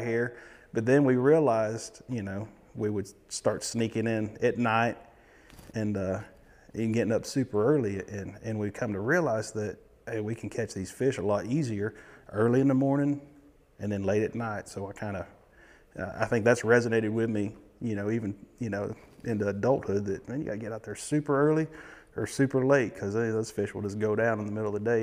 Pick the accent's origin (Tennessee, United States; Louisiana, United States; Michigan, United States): Tennessee, United States; near Bull Run Steam Plant, East; I lived, probably grew up ten minutes from there